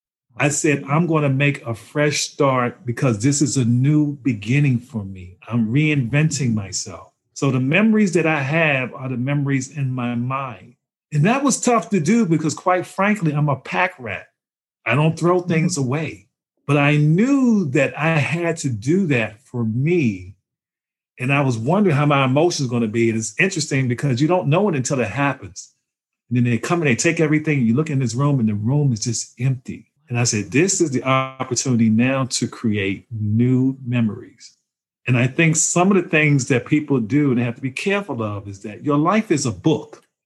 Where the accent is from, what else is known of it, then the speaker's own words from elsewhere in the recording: Maryland, United States; now in North Carolina, United States; I don't like the Duke team. I'm from Maryland.